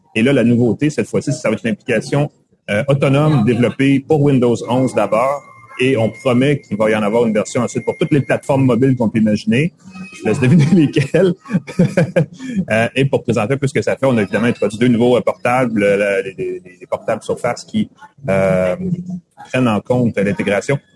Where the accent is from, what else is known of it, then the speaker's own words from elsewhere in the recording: Montreal, Quebec, Canada; j'étais de Montréal